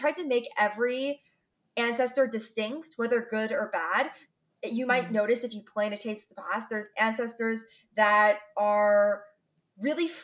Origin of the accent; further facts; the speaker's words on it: United States; me being Chinese American